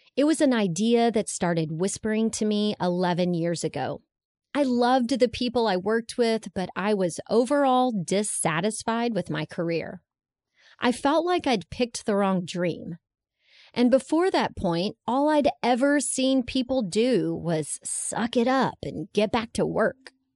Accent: Texas, United States; growing up in Texas

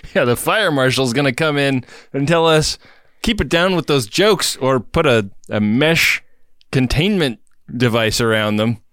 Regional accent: Los Angeles, California, United States; L A, my hometown.

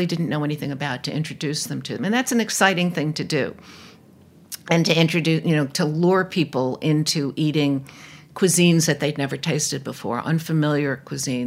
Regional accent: New York City, New York, United States; also born or lived in Los Angeles / Ann Arbor; I'm a New Yorker

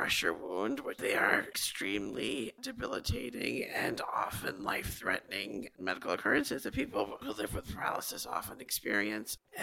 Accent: Long Island, New York, United States; I grew up here on Long Island.

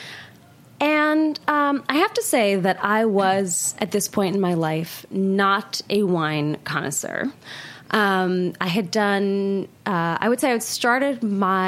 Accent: Portland, Oregon, United States; moved away as an adult; now in New York, United States; I grew up in Portland, Oregon, which was not then what it is now

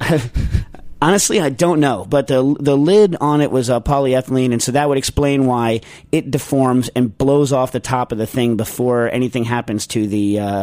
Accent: New York, United States; I'm from New York too.

